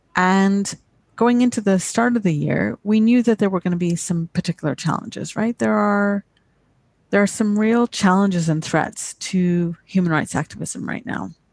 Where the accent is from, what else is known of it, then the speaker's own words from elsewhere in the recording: Canada; accent: British; also born or lived in United Kingdom; I had a British accent when I grew up in Canada